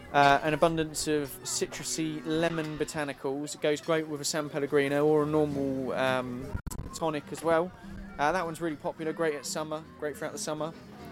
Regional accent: Buckinghamshire, South East England, United Kingdom; And we're from Bucks, yeah. We're Bucks born and bred

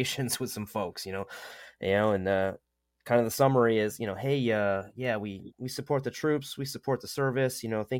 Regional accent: Northeast, United States; up there in the Northeast, and you know, I'm from the Northeast

